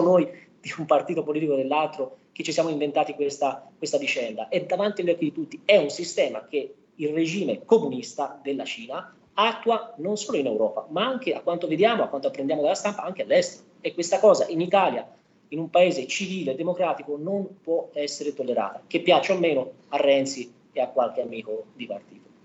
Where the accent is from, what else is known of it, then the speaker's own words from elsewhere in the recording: Romania; now in Prato, Italy; la mia, la comunità rumena